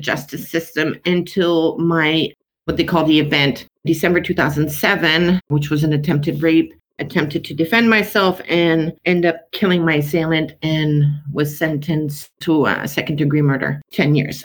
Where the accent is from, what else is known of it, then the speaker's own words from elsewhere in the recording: South Shore of Montreal, Quebec, Canada; I grew up on the South Shore of Montreal in a middle-class, predominantly white city